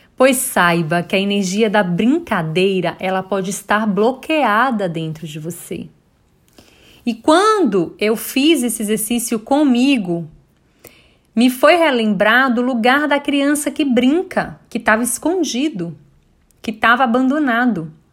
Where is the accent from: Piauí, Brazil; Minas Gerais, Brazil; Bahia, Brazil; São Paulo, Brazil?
Bahia, Brazil; Bom Jesus da Lapa; now in Salvador, Brazil; Eu sou do interior, né? Eu sou de Bom Jesus da Lapa, moro hoje em Salvador